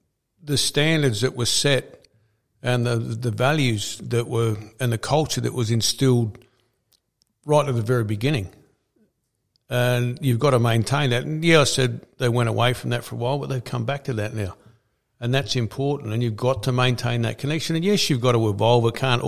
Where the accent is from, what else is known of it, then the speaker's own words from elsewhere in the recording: Adelaide, South Australia, Australia; also born or lived in Queensland / Sydney; I spent a spare bit of time in Sydney and I lived here in Adelaide. I grew up in Adelaide.